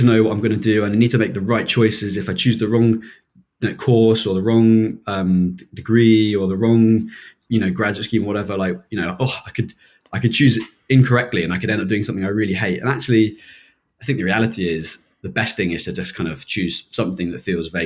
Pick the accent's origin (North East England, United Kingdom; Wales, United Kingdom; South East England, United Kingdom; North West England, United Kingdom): South East England, United Kingdom; Chiltern Hills, Chesham, Amersham area; moved away as an adult; also born or lived in Manchester; now in London, United Kingdom; I grew up in the Chiltern Hills, so Chesham, Amersham area